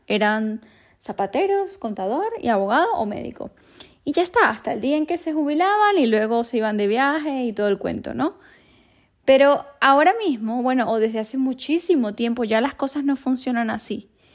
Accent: Venezuela; moved away; cuando vivía en mi país, en Venezuela

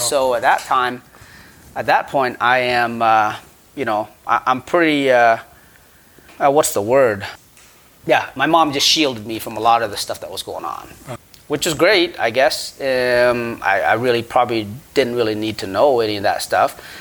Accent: Battambang, Cambodia; now in United States; I was born in Cambodia, Battambang, Cambodia

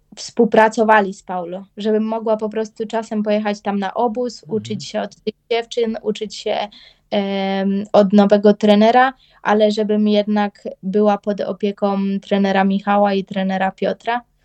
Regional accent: Bydgoszcz, Kuyavian-Pomeranian Voivodeship, Poland; u nas w Bydgoszczy

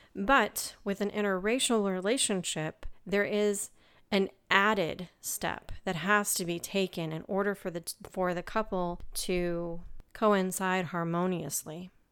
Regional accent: United States; I'm from America

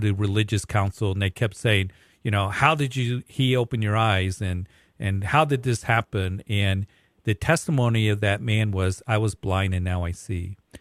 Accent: Fountain, Colorado, United States; also born or lived in Aurora, Colorado; I grew up in the Fountain area, Whitefield area

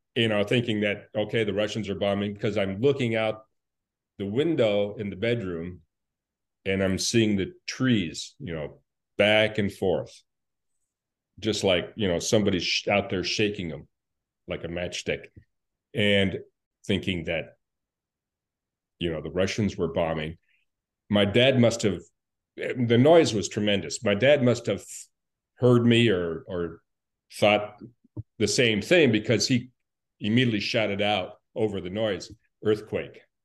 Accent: Anchorage, Alaska, United States; born in Anchorage, um, and we were living there, uh, when the earthquake happened

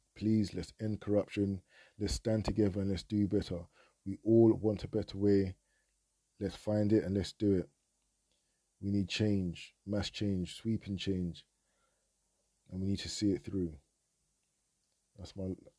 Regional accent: United Kingdom; being a Nigerian of the diaspora, born in Britain, I'm a Nigerian first and foremost

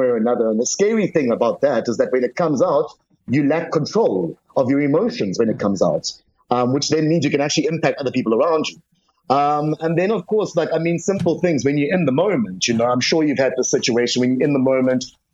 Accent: South Africa; as a South African

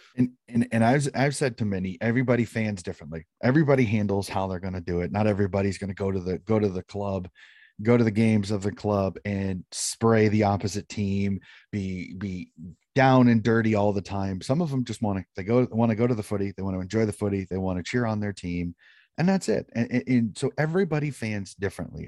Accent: United States; being an American

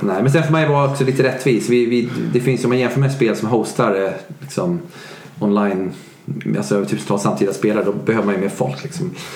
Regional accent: Sweden; Jag är svensk

